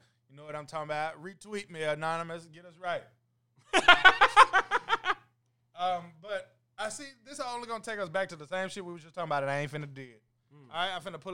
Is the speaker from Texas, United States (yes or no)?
yes; East Texas, United States; East Texas, baby